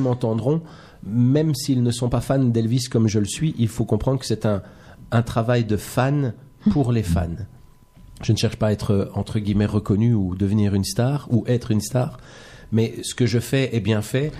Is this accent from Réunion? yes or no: no; Belgium; je suis belge